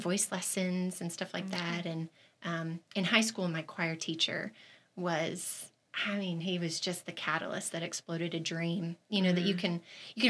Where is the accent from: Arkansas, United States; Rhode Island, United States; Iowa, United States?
Arkansas, United States; moved away as an adult; also born or lived in Georgia; I grew up in Arkansas